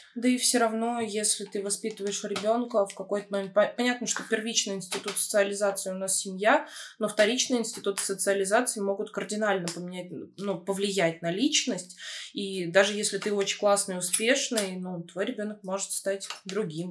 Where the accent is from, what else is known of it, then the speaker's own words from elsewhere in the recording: Smolensk Oblast, Russia; now in Moscow, Russia; Мое детство прошло в Смоленской области, в очень маленьком городке с населением 40 тысяч человек